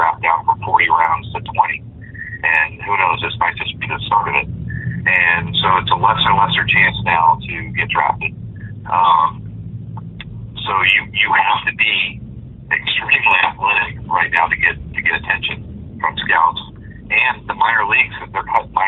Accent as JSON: {"language": "English", "region": "Southern California", "country": "United States", "tie": "born or raised there", "said": "I grew up in Southern California, and I grew up going to Angel games"}